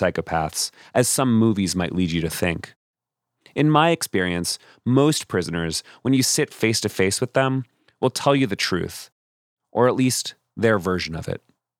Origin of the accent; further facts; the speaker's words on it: Austin, Texas, United States; I was born in Austin, and I've spent most of the last 10 years reporting in Texas